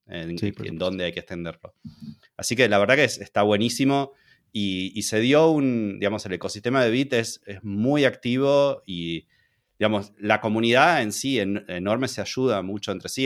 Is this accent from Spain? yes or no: no; Argentina; now in Hungary; soy argentino. Ahora estoy viviendo en, en, Hungría